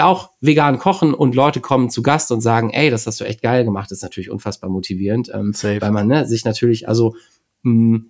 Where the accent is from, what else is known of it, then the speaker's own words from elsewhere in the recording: Bremen, Germany; ich bin ähm, äh, in der Nähe von Bremen geboren und sitze jetzt auch wieder in Bremen